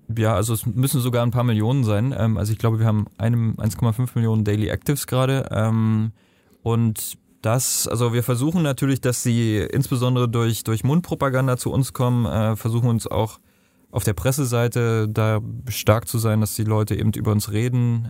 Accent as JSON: {"language": "German", "country": "Germany", "also_born_or_lived": "Nepal", "said": "bei uns in Deutschland"}